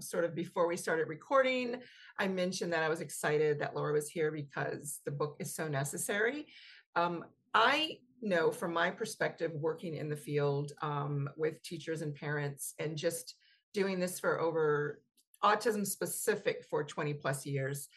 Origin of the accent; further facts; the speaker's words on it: the South, United States; Here in the South where I grew up